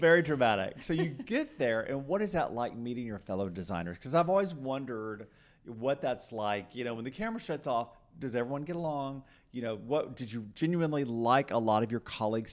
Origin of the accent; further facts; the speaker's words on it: Texas, United States; I'm a sixth generation Texan